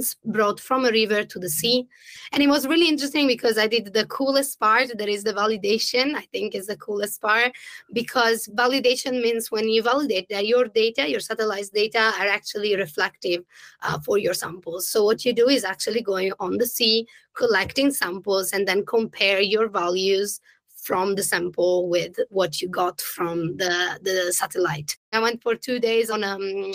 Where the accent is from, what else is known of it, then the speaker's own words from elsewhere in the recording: Italy; English is a second language; moved away as an adult; also born or lived in London; I moved from Italy to London